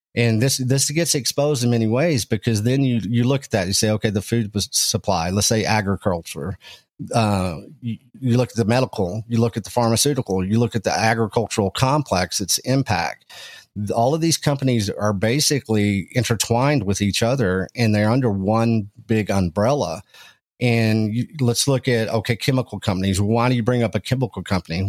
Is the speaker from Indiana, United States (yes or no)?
no; Texas Panhandle, United States; I come from small town Texas, uh, up in the Texas Panhandle. I was raised around agricultural and ranching